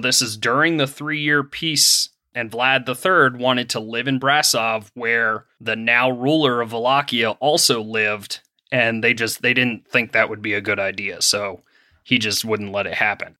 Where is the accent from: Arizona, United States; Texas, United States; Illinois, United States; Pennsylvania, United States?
Pennsylvania, United States; moved away; I am from Pennsylvania originally